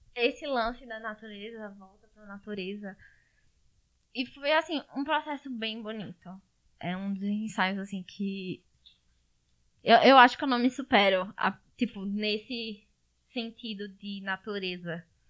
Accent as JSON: {"language": "Portuguese", "town": "Garanhuns", "region": "Pernambuco", "country": "Brazil", "said": "Eu sou aqui de Garanhuns, Pernambuco"}